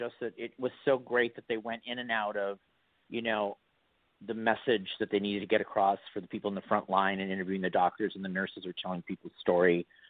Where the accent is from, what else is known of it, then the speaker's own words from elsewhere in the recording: Milwaukee, Wisconsin, United States; now in Los Angeles, United States; I grew up in Milwaukee, Wisconsin. I am from the Midwest.